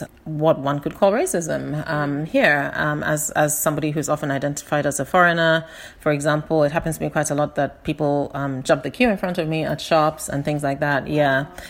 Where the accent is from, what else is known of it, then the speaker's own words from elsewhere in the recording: Ghana; first language English; also born or lived in United Kingdom; Growing up in Ghana was not like maybe growing up in South Africa or in the United States, where there is a traumatic history of conflict and abuse.